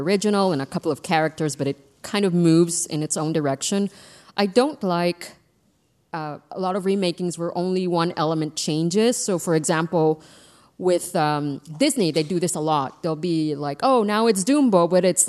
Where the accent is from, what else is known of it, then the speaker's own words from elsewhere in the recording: Baja California, Mexico; I'm from Baja California, from the north of Mexico